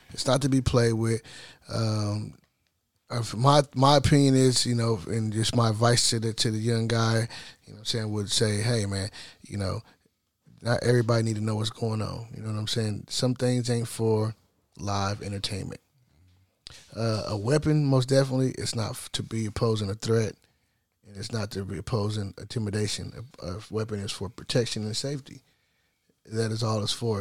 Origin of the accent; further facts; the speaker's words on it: California, United States; the luxuries of growing up in California